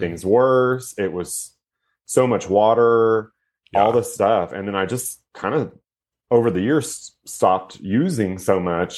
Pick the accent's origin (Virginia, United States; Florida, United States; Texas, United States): Texas, United States; Houston; also born or lived in Austin, Texas / New York City; I'm actually from Houston, Texas, but I moved to Austin, Texas because my best friend was there.